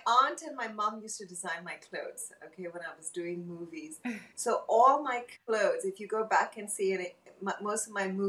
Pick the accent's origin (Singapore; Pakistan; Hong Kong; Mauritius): Hong Kong; moved away; So I was born and brought up in Hong Kong, and then we moved to Bangkok